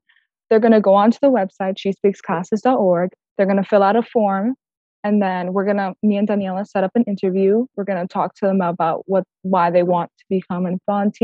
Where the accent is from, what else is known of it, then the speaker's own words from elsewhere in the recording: Key Biscayne, Florida, United States; I was born here in the United States from my two parents who immigrated from Brazil in 1998